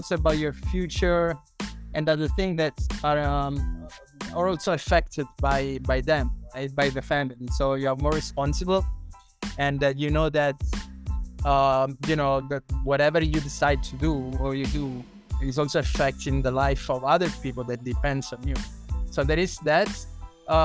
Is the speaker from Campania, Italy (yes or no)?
yes; a small village in the south of Italy, close to Caserta, Campania, Italy; moved away as an adult; also born or lived in Shanghai, China / Korea; now in Bangkok, Thailand; Italian. I come from a small village in the south of Italy, close to Caserta.